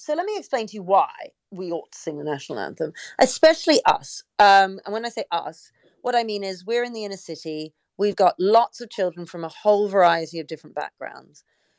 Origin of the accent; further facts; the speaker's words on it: Canada; Well, you know, I grew up in Canada and we sang the national anthem every single day.